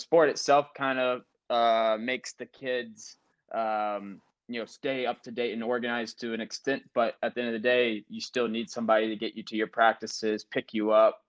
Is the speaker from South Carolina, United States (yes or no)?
yes; South Carolina, United States; I'm from South Carolina